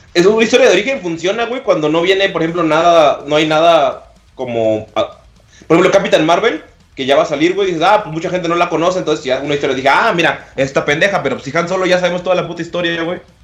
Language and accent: Spanish; Yucatán, Mexico; Nacimos en la, peli en la República de Yucatán.